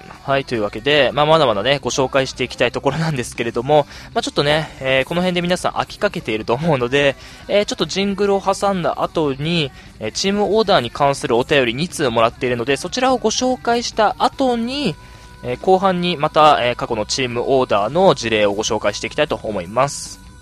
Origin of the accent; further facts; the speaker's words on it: Sapporo, Hokkaido, Japan; 地元の札幌の、えー、大学に入学いたしまして